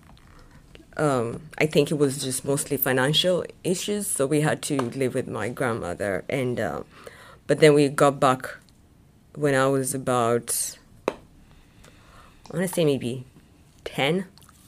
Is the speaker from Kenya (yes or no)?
yes; Nairobi, Kenya; moved away as an adult; now in Louisville, United States; I was born in Nairobi, Kenya